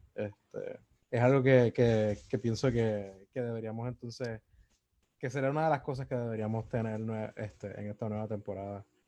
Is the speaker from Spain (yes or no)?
no; Puerto Rico; Como puertorriqueños